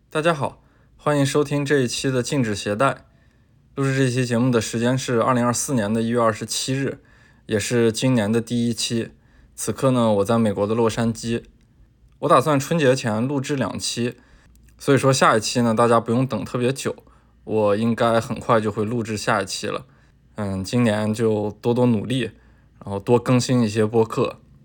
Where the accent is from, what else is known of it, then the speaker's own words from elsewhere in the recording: northern China, China; 作为一个北方人